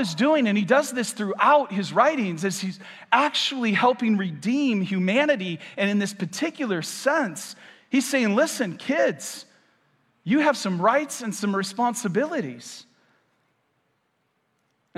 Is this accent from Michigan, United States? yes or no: yes; Michigan, United States; moved away as an adult; now in Vero Beach, United States; I am about 9 months new to Vero, and I'm from Michigan